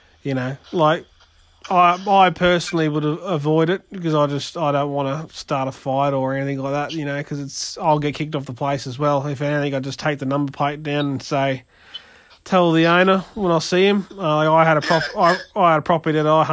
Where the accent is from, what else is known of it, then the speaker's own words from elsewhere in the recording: near Muttaburra, Queensland, Australia; where I grew up out near Muttaburra